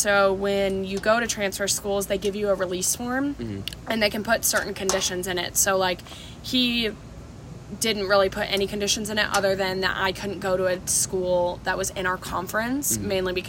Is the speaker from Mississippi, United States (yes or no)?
no; Orlando, Florida, United States; I'm from Florida, Orlando, Florida. I went to school at Palm Beach Atlantic University down in South Florida.